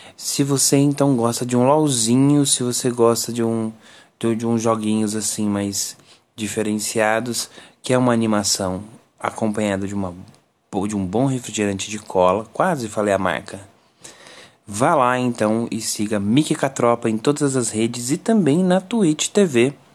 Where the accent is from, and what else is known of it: Brazil